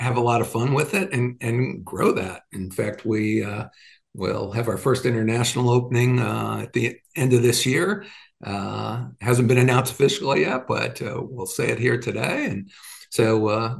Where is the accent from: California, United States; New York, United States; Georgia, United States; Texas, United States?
New York, United States; moved away; I'm from New York.